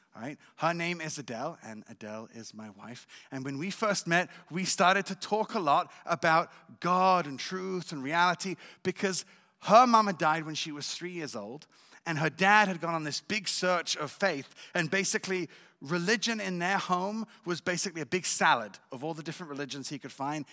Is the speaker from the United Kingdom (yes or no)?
yes; England, United Kingdom; also born or lived in Israel / France; now in Jerusalem, Israel; I was born in Israel, but raised in England and in France.